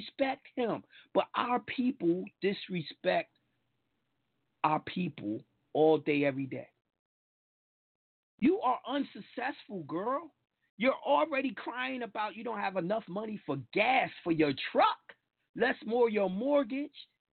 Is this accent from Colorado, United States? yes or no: no; New York, United States; I'm a fucking New Yorker